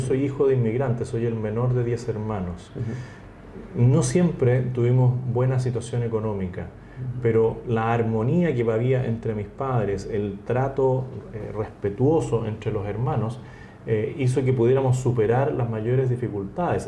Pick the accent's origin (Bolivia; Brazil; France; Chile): Chile; político chileno por vocación